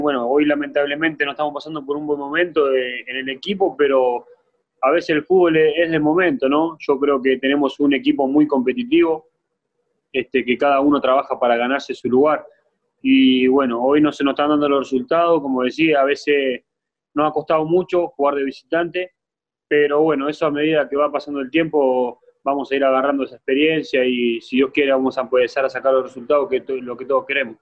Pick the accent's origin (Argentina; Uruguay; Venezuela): Uruguay; Montevideo; now in Mexico; yo nací en Montevideo, un barrio La Valleja se llama, es un barrio, bueno, chico, pero sí, como te dije recién, este, nos hemos criado de un ambiente complicado